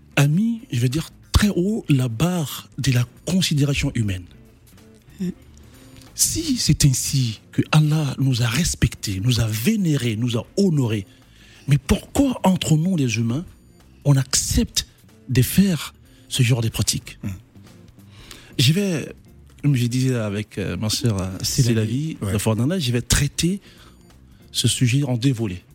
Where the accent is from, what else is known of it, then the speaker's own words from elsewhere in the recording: Côte d’Ivoire; Comme chez moi en Côte d'Ivoire